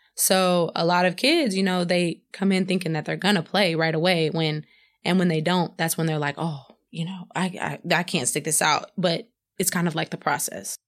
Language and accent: English; Madisonville, Texas, United States; moved away as an adult; also born or lived in Houston, Texas; now in Luleå, Sweden; in my hometown, Madisonville.